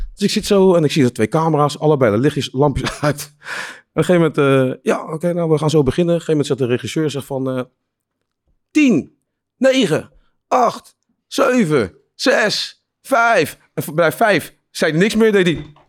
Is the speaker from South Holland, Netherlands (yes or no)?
yes; Leiden, South Holland, Netherlands; ik kom uit Leiden